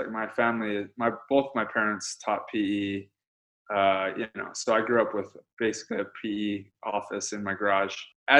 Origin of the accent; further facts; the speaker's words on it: Honolulu, Hawaii, United States; now in Los Angeles, United States; I grew up in Hawaii, Honolulu, Hawaii. And I'm actually headed back there in 2 days. I'm excited about that. But I'm born and raised out there. Some of my family's still out there.